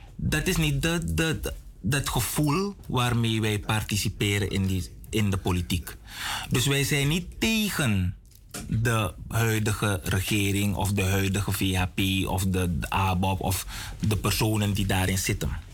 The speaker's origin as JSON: {"language": "Dutch", "country": "Suriname", "said": "we als Surinamers"}